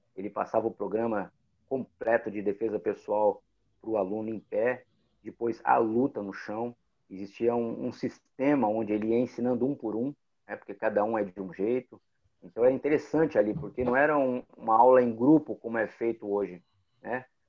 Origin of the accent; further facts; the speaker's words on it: São Paulo, Brazil; eu sou lá da, da, de São Paulo da escola do, do mestre Pedro Metério